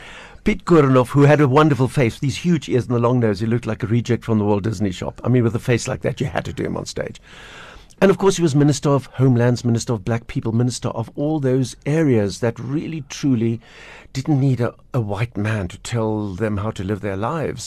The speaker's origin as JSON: {"language": "English", "town": "Pinelands", "region": "Western Cape", "country": "South Africa", "tie": "born or raised there", "said": "We grew up in Pinelands with the, with the little squirrels and the pine trees"}